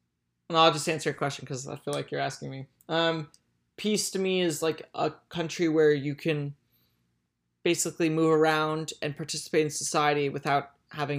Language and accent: English; Somaliland, Somalia; I'm from Somaliland, and I'm sure like lots of remittances are sent back there